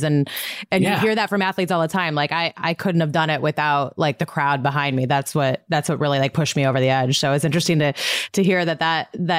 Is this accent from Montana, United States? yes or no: yes; Montana, United States; I'm from Montana